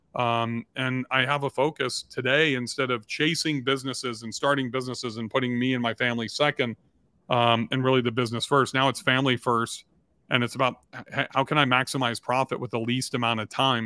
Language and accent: English; Southern California, United States; I grew up in Southern California